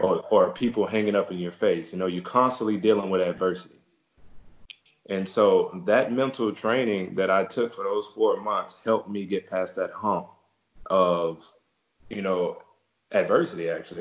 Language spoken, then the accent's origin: English; Beaumont, Texas, United States; my hometown, uh, Beaumont, Texas which is in southeast Texas